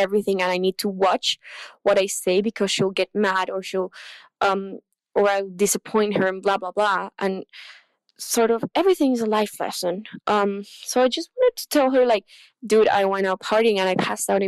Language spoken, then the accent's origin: English; Chile; English is a second language; I'm from Chile